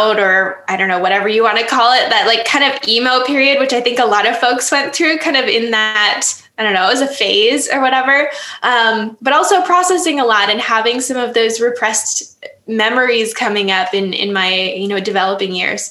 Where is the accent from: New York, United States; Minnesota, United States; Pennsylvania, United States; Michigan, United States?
Michigan, United States; Upper Peninsula of; now in Lake Geneva, United States; I grew up in the Upper Peninsula of Michigan